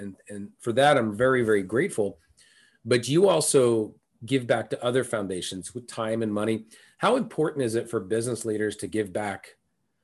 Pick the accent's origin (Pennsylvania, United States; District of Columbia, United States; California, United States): California, United States; moved away; I'm originally from California